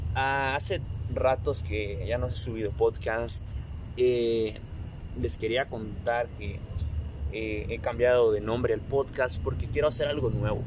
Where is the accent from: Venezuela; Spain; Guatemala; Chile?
Guatemala; en mi país Guatemala está en cuarentena